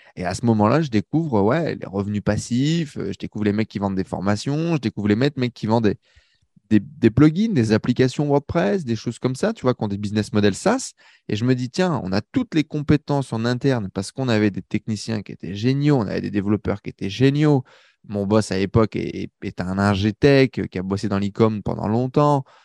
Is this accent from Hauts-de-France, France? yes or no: yes; Valenciennes, Hauts-de-France, France; moved away as an adult; now in Paris, France; je quitte ma petite banlieue du nord de la France